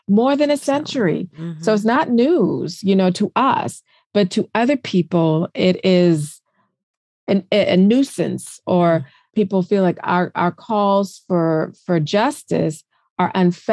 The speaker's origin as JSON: {"language": "English", "region": "South Carolina", "country": "United States", "moved": "yes", "lives_now": "Washington, D.C. metro area, United States", "said": "I'm originally from South Carolina. So I consider myself a Southerner at heart, although I'm living in the DC metro area."}